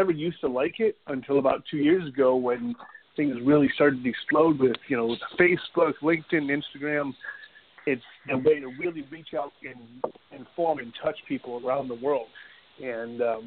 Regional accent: Bath, Michigan, United States; moved away as an adult; also born or lived in Hamburg, Germany; now in Washington, D.C., United States; I'm from Michigan originally, but I'm in D.C. right now

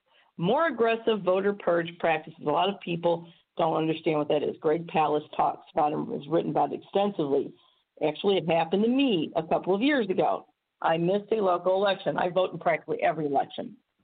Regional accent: Missouri, United States; I can tell you right now, in my home state of Missouri, when I had to get my absentee ballot

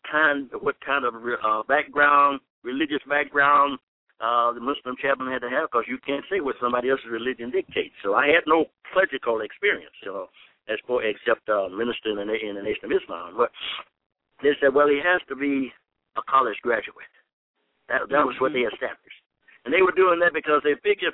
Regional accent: Marianna, Arkansas, United States; now in Illinois, United States; I'm from Marianna, Arkansas

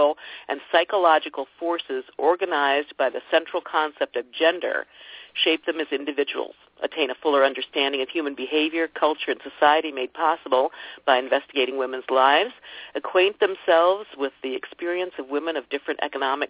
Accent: Ohio, United States; I'm from Ohio

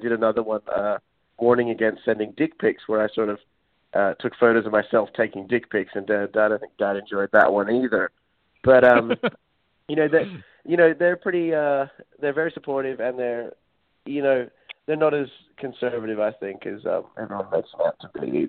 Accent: Australia; now in United States; Because I moved here from Australia, and I have to admit, the first day I hung out with her, I was kind of, you know, part of the weird Hollywood experience in life today.

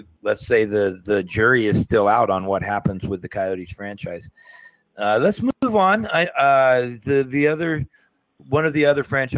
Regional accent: Phoenix, Arizona, United States; And I'm from the Phoenix area, and I know the geography out there well.

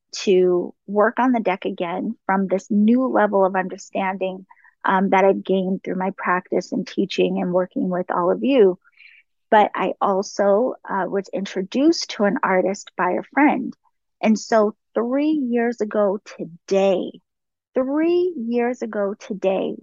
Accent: East Coast, United States; also born or lived in DC, Maryland area; now in California, United States; I live in California, but I am from the East Coast

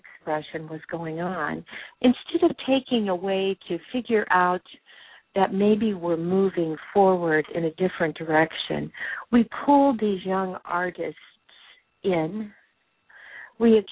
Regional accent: Whittier, California, United States; I grew up in Whittier, California, Los Angeles County

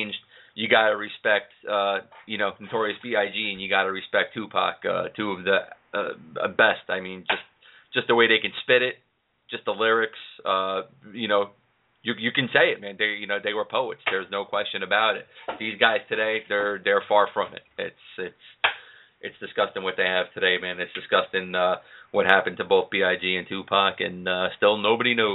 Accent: New York City, New York, United States; my house where I grew up in Queens.

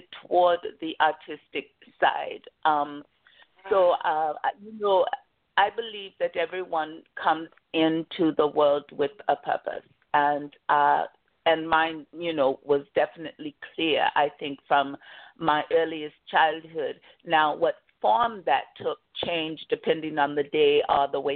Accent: Kansas, United States; small towns like the one I grew up in Kansas

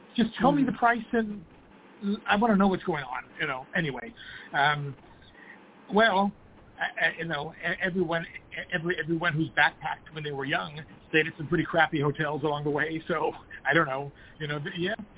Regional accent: California, United States; being a California guy

